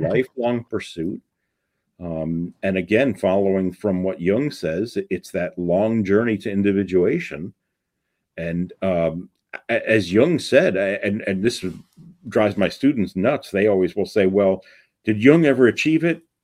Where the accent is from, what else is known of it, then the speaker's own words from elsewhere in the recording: New York City, New York, United States; when I was a kid growing up in the Bronx.